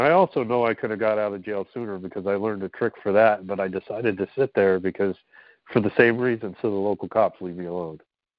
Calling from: Pennsylvania, United States

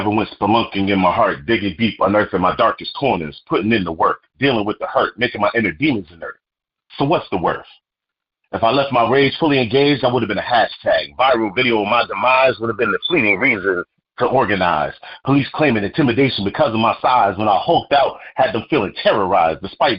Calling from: Bloomfield, Connecticut, United States; I'm calling from Bloomfield, Connecticut.

